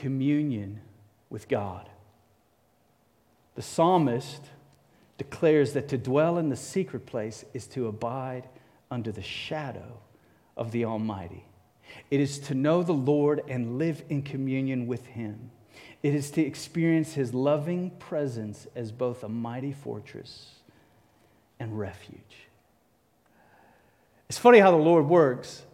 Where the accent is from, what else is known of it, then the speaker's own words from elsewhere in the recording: Cape Town, Western Cape, South Africa; moved away; I grew up in Cape Town, South Africa